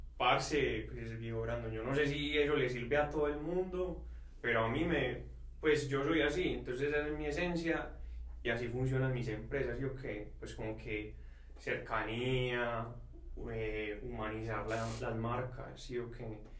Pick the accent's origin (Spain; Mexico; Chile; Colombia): Colombia; Envigado, Antioquia; Nosotros somos de Envigado